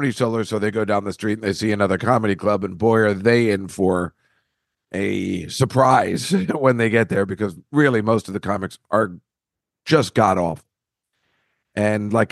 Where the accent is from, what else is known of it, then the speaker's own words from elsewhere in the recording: Woodbridge, New Jersey, United States; where I grew up in Woodbridge, New Jersey